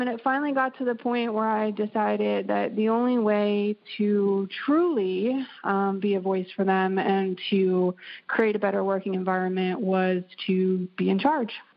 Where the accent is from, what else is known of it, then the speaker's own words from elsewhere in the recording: East Coast, United States; now in Pacific Northwest, United States; I am originally from the East Coast